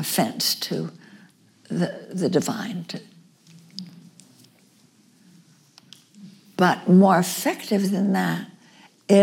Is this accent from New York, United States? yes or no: yes; New York, United States; my home state of New York